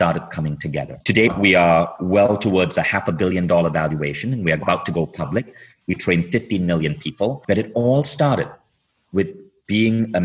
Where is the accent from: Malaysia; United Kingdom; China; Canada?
Malaysia; moved away as an adult; also born or lived in Michigan; I was growing up in Malaysia